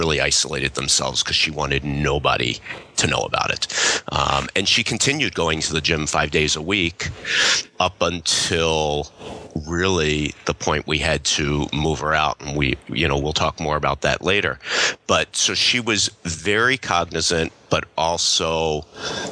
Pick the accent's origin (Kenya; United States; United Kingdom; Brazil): United States; Philadelphia, Pennsylvania; moved away as an adult; now in Michigan, United States; I grew up in Philadelphia